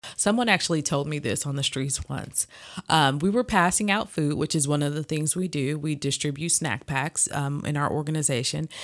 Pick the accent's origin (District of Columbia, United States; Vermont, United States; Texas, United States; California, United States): California, United States; Los Angeles; we lived in L A at the time. Um, I'm actually from Watts